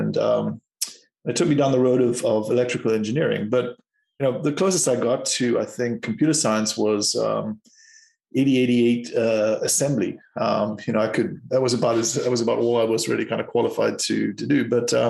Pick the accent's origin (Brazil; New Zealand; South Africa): South Africa; moved away as an adult; also born or lived in Cape Town; I'm from South Africa